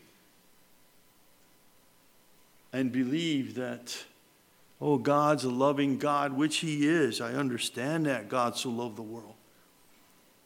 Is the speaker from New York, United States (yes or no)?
yes; Mohawk, New York, United States; we were growing up in Mohawk, New York